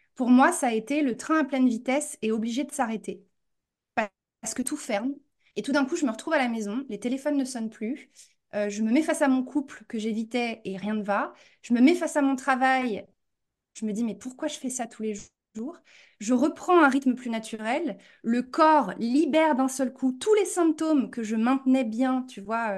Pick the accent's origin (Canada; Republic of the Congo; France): France; moved away as an adult; also born or lived in New York; now in United States; j'ai grandi en France et je suis partie très jeune aux États-Unis pour faire mon master et je suis jamais revenue